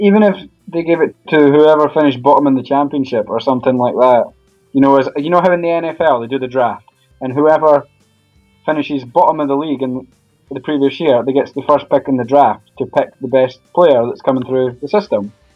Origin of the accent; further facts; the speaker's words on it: Edinburgh, Scotland, United Kingdom; I'm from Edinburgh, and I work right across the road from Hearts Stadium